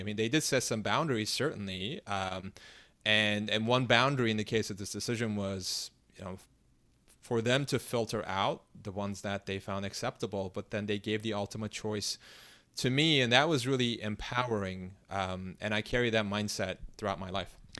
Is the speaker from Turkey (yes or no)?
yes; Istanbul, Turkey; English is a second language; I grew up in Istanbul